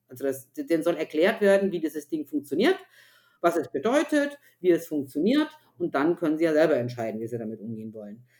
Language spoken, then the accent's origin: German; Upper Franconia, Bavaria, Germany; Ich bin ja aus Oberfranken